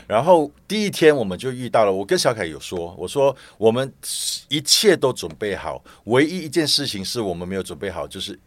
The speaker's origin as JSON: {"language": "Chinese", "country": "Malaysia", "also_born_or_lived": "Singapore", "moved": "yes", "lives_now": "Taiwan", "said": "我不是台湾人。对。好，我是马来西亚人。但是在搬来移，移，因为搬来台湾之前，我是在新加坡大概有三十年了。嗯。所以我搬来台湾最近是最近八年的时间"}